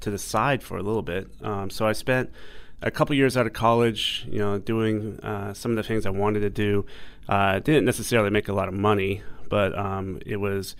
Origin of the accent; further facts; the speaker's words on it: New York, United States; moved away as an adult; now in Hong Kong; I'm technically from the U.S. I was born in New York, in Flushing, Queens, as most Asian Americans are born on the East Coast, and grew up most of my life in the U.S., but then about half my life here in Hong Kong